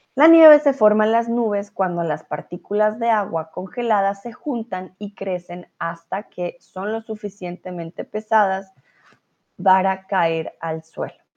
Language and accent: Spanish; Colombia; moved away as an adult; now in Germany; yo vengo de Colombia